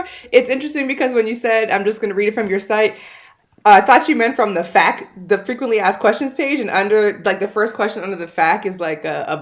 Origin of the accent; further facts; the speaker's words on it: Howard County, Maryland, United States; moved away as an adult; also born or lived in California; now in Miami, United States; I grew up in Maryland, mostly in Howard County